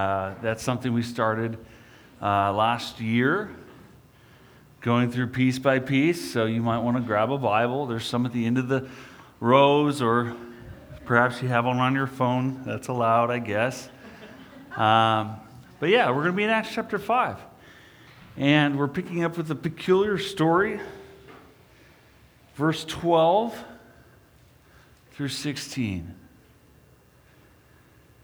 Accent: Des Moines, Iowa, United States; When I was young, I grew up in Des Moines, Iowa.

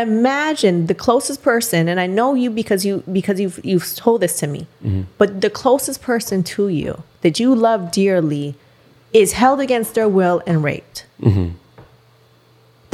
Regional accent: Canada; moved away as an adult; also born or lived in Miami; now in United States; I'm Canadian and yes, I'm working in America

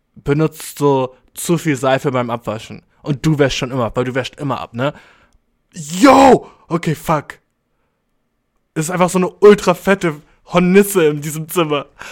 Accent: Germany; ich jetzt als Deutscher

